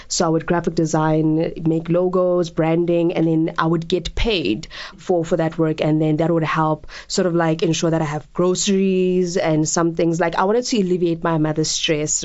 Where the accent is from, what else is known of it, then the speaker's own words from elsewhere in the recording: Pretoria, Gauteng, South Africa; moved away as an adult; now in Johannesburg, South Africa; I'm from Pretoria, but I was like, I need to leave Pretoria